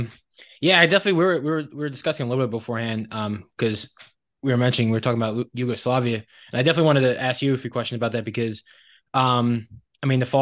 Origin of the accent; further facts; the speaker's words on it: United States; at least from my perspective and growing up in the United States